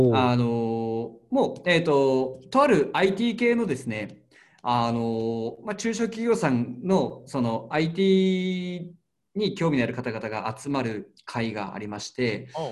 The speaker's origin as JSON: {"language": "Japanese", "town": "Karatsu", "region": "Saga", "country": "Japan", "tie": "born or raised there", "said": "僕が出身でもある唐津の唐津焼き"}